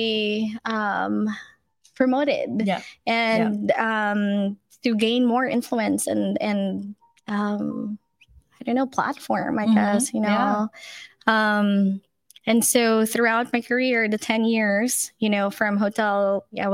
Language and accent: English; Manila, Metro Manila, Philippines; moved away as an adult; now in Livermore, United States; growing up in the Philippines